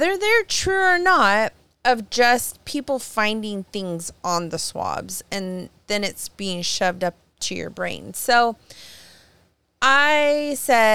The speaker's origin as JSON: {"language": "English", "area": "near Fresno", "region": "California", "country": "United States", "tie": "born or raised there", "moved": "yes", "said": "I grew up near Fresno"}